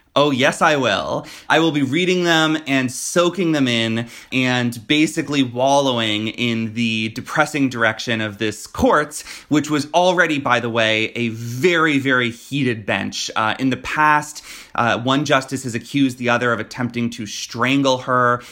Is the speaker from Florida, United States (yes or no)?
yes; Florida, United States; my home state of Florida